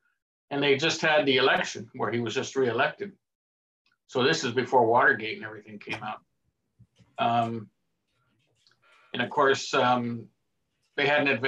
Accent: Erie, Pennsylvania, United States; moved away; also born or lived in Kahnawake, Quebec / Brooklyn, New York; And I was born in Erie, Pennsylvania, which is where my mother's people come from, after coming from England. Yeah. And, because I had a mixed ancestry

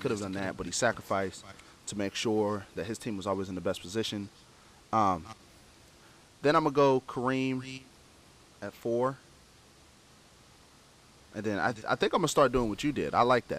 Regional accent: Cincinnati, Ohio, United States; I'm from Cincinnati, Ohio.

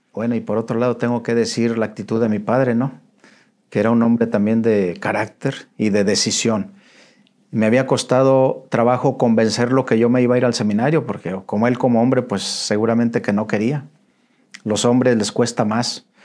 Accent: León, Guanajuato, Mexico; moved away as an adult; now in Monterrey, Mexico; Soy originario de León, Guanajuato

